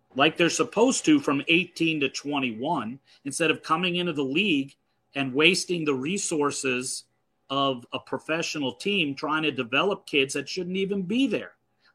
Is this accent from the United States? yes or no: yes; New York, United States; moved away; also born or lived in Los Angeles; I grew up in New York going to the Garden, seeing Ewing and Mullen, Pearl Washington